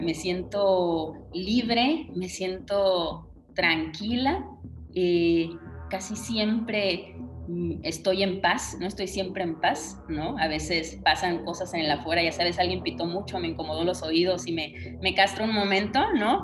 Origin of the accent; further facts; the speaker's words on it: Tampico, Tamaulipas, Mexico; moved away as an adult; also born or lived in Mexico City; yo me mudé de Tampico, de donde yo nací